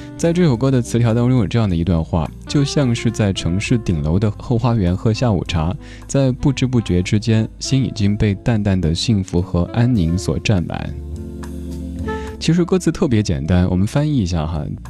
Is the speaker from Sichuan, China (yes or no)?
yes; Chengdu, Sichuan, China; 因为我成都人，成都话当中的瓜就是傻的意思